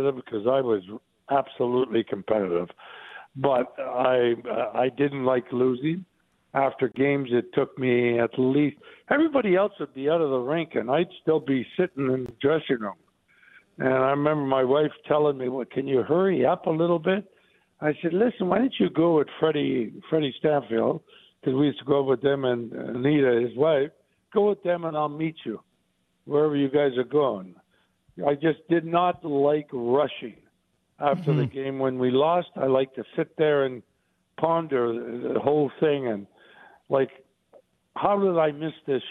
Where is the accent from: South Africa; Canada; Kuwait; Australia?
Canada; Sault Ste. Marie, Ontario; I grew up with him in the Sioux